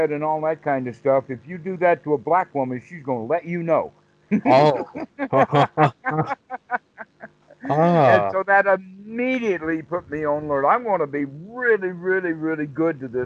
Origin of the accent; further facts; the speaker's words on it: the South, United States; I'm from the South